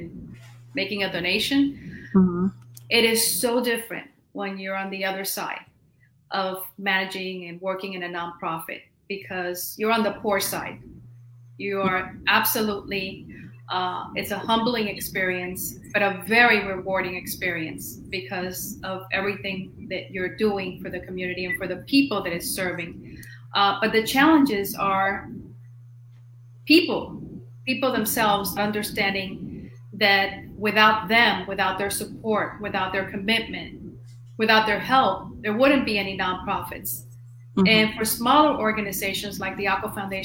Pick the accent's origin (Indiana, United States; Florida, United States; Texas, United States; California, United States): Florida, United States; Miami; also born or lived in Cuba; I was born in Cuba, was raised in Miami